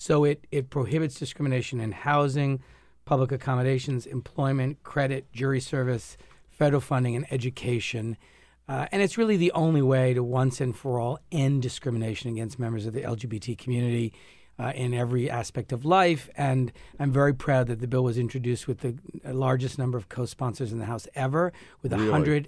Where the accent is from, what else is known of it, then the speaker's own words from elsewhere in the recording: Narragansett, Rhode Island, United States; I grew up in Narragansett, and I only learned about Weekapog like 10 years ago